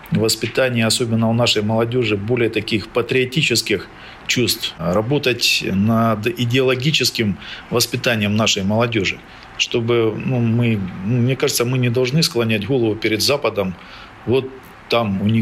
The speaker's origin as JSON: {"language": "Russian", "town": "Magadan", "region": "Magadan Oblast", "country": "Russia", "tie": "born or raised there", "lives_now": "Luhansk", "said": "А я вырос, потому что в Магадане."}